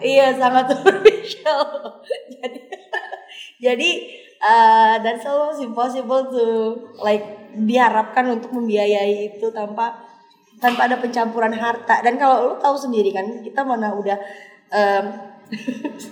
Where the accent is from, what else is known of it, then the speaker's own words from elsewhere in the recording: West Nusa Tenggara, Indonesia; aku dari Nusa Tenggara Barat